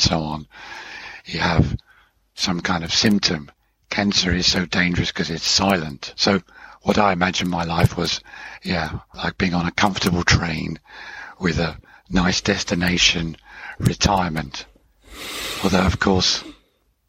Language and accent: English; Hemel Hempstead, East of England, United Kingdom; moved away as an adult; also born or lived in Switzerland; I grew up in Hemel Hempstead, which ends Watford, which was the town my father was in.